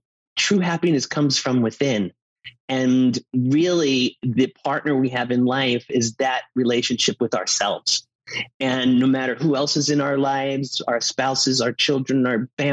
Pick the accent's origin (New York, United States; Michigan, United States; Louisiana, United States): New York, United States; New York City; moved away as an adult; also born or lived in Los Angeles; now in Sedona, United States; The Godfather was our Bible growing up in Staten Island, New York, where I grew up.